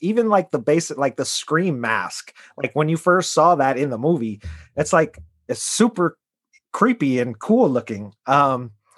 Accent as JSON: {"language": "English", "region": "Midwest", "country": "United States", "tie": "born or raised there", "said": "I grew up in the Midwest"}